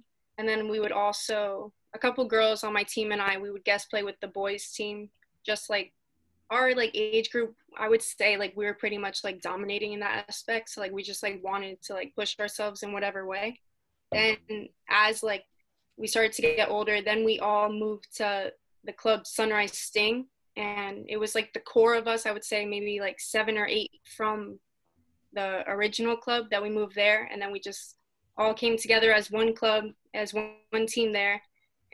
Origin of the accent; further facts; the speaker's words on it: Pembroke Pines, Florida, United States; I was born and raised in South Florida